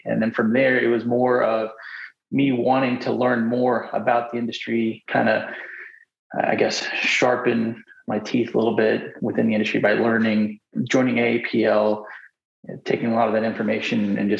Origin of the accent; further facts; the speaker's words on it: Charlotte, North Carolina, United States; I grew up in Charlotte, North Carolina. And I went to school at UNC Charlotte and ended up in the oil and gas industry back in 2006, honestly, just because I was bilingual.